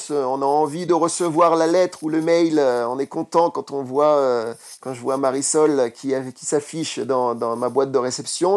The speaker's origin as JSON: {"language": "French", "country": "France", "said": "je suis français."}